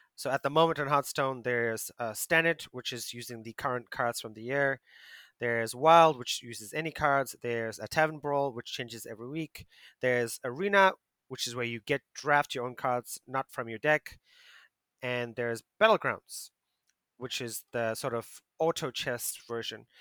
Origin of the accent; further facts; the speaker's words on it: South Africa; now in Asia; my home country, South Africa